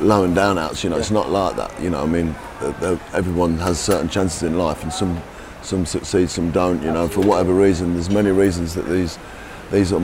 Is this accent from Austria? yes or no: no; Leicester, East Midlands, United Kingdom; I was born in Leicester, born and raised in Leicester